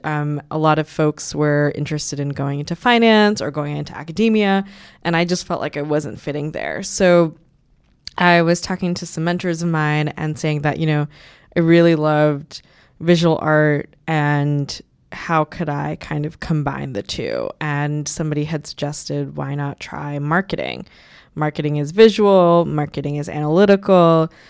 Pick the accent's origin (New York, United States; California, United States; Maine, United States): New York, United States; New York City; my family is an immigrant family from Bangladesh. We s, we're from Queens, New York. That's where I've lived most of my life